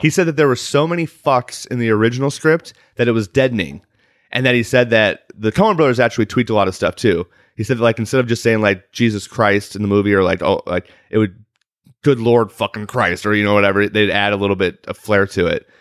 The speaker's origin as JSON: {"language": "English", "town": "Chicago", "region": "Illinois", "country": "United States", "tie": "born or raised there", "moved": "yes", "lives_now": "Los Angeles, United States", "said": "I'm also from Chicago, land area"}